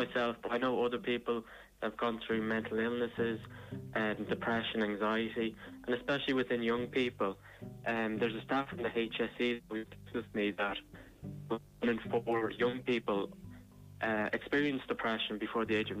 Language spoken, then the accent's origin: English; Ireland; also born or lived in Dún Laoghaire; I'm from Kilchandra.